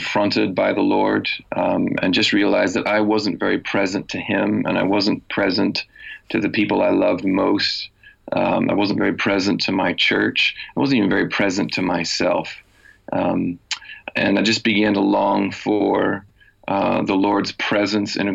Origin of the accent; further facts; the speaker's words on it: Michigan, United States; moved away as an adult; also born or lived in Chicago; now in Belfast, United Kingdom; I grew up in a small town in the state of Michigan, and then did university and seminary training in Chicago